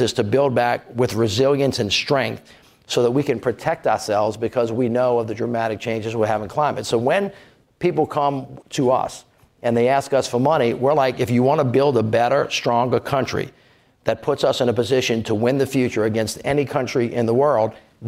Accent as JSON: {"language": "English", "region": "Louisiana", "country": "United States", "said": "I'm from Louisiana"}